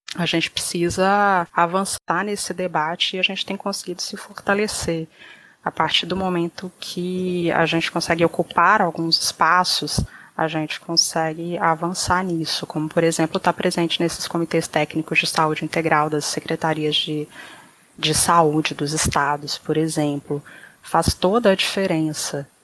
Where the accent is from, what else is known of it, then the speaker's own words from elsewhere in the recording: Brazil; se a gente nasceu no Brasil